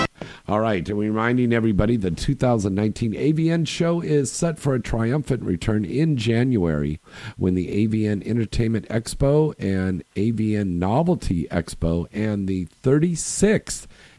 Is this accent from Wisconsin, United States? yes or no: no; Bay Area, California, United States; we're both from the Bay Area.